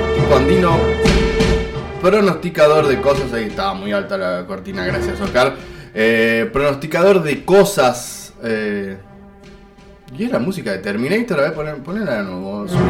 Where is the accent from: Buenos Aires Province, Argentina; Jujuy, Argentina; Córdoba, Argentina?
Jujuy, Argentina; como estamos en Jujuy, somos de Jujuy